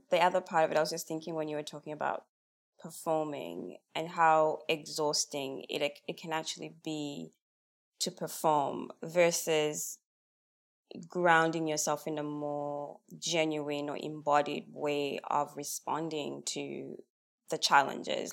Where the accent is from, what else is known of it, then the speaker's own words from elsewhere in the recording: Zambia; now in Australia; I'm Australian now, but I'm from Zambia originally, and I come from a very collective culture